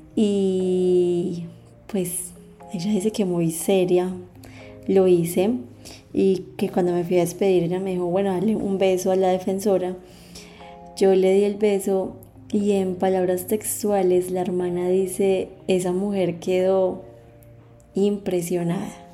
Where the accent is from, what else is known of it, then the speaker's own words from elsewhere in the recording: La Virginia, Risaralda, Colombia; Yo nací en la Virginia Risaralda